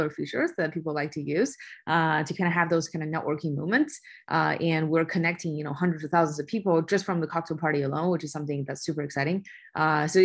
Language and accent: English; China; moved away; I was born and raised in China